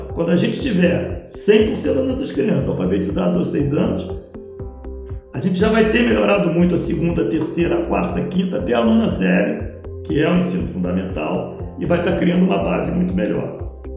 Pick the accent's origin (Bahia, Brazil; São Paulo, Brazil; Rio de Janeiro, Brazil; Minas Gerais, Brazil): Rio de Janeiro, Brazil; Eu vivi aqui a minha vida toda.